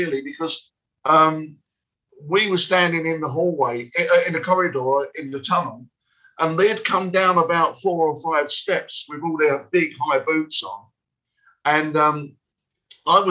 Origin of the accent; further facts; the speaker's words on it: London, United Kingdom; I come from West Ham